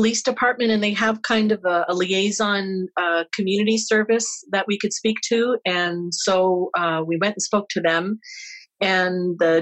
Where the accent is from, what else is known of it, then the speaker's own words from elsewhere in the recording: St. Clair Beach, Ontario, Canada; now in Winnipeg, Canada; I grew up in Windsor area